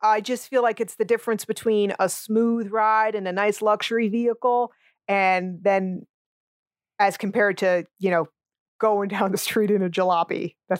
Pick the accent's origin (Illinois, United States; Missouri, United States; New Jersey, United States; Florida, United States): New Jersey, United States; I grew up in North Jersey. I am from a melting pot, an ethnic family myself.